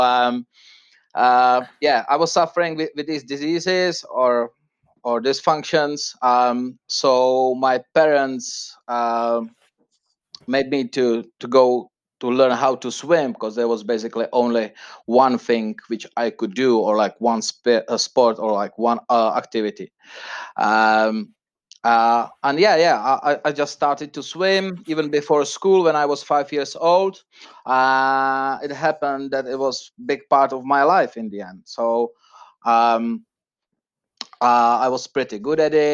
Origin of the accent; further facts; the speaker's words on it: Prague, Czechia; now in London, United Kingdom; I was born and raised in Prague, Czech Republic